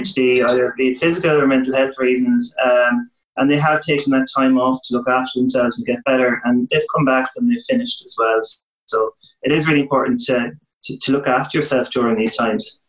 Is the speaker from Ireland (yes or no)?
yes; west of Ireland, Ireland; where I was from in the west of Ireland